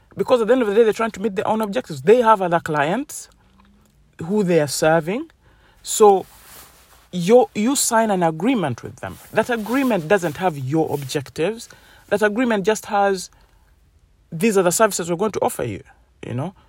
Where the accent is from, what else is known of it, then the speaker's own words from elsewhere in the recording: Uganda; moved away; I come from Uganda